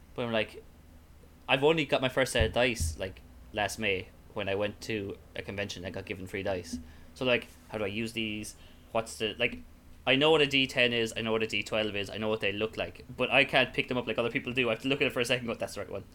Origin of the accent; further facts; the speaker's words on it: Ireland; accent: Irish; more Irish up my accent